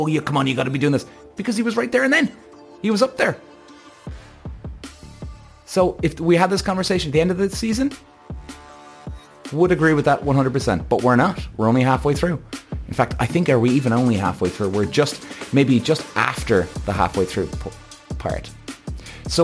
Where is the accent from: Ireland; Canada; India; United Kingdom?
Ireland; I'm Irish